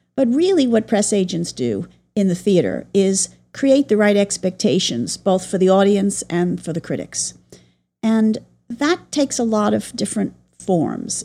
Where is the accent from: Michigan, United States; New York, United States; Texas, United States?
New York, United States; I grew up in New York